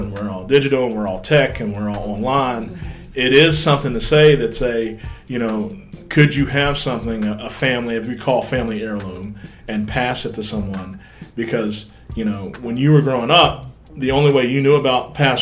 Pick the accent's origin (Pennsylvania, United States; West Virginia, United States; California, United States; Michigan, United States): West Virginia, United States; moved away; my home state, West Virginia.